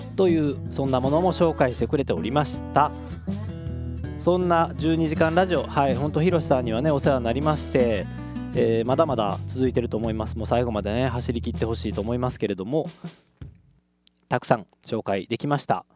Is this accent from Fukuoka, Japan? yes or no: no; Kobe, Hyogo, Japan; 神戸っ子